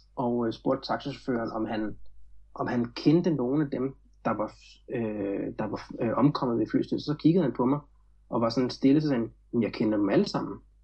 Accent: Glostrup, Capital Region of Denmark, Denmark; moved away as an adult; now in Florianópolis, Brazil; jeg voksede op i Glostrup i firserne, øh, lidt uden for København

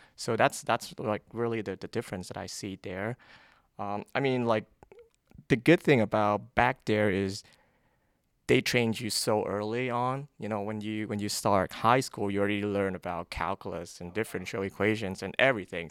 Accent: Vietnam; moved away as an adult; now in United States; I grew up in Vietnam

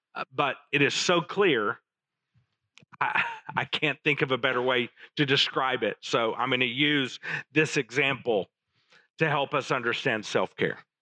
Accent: Little Rock, Arkansas, United States; As I was growing up in Little Rock in the late 70s

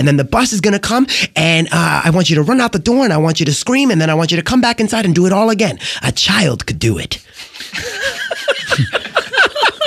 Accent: New York City, New York, United States; I grew up dodging bullets and blades in the South Bronx

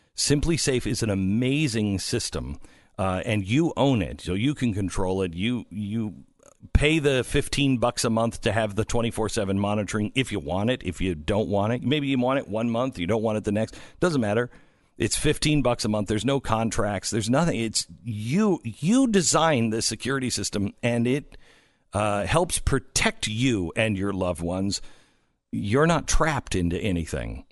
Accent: Seattle, Washington, United States; moved away; it's my hometown-ish

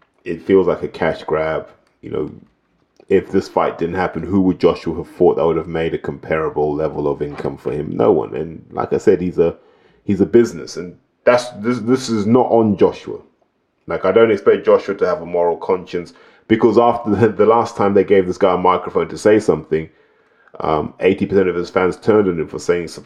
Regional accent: Zimbabwe; now in United Kingdom; I grew up in Zimbabwe

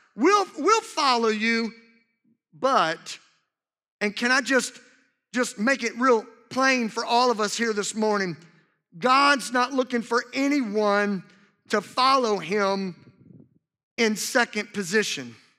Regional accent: Louisiana, United States; two of my absolute best friends that I grew up with in, in my hometown in Louisiana

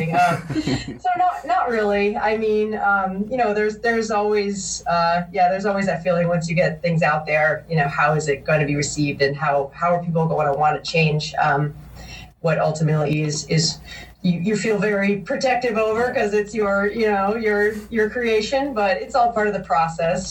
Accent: Massachusetts, United States; moved away; I'm actually originally from Massachusetts

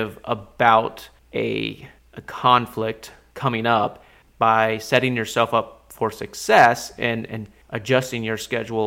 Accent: Alaska, United States; I grew up in Alaska

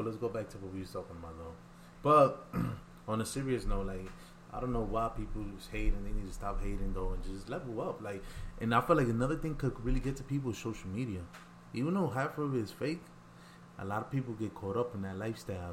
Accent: New York City, New York, United States; I'm from the Bronx

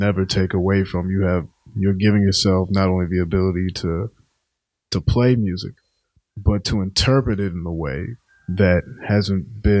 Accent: Richmond, Virginia, United States; now in Boston, United States; I'm from Richmond, Virginia.

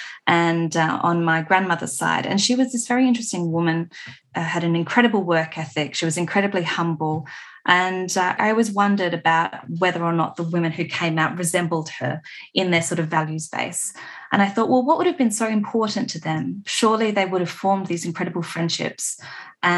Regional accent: Adelaide Hills, South Australia, Australia; also born or lived in Melbourne; I grew up on Paramount Country in the Adelaide Hills. I live here now.

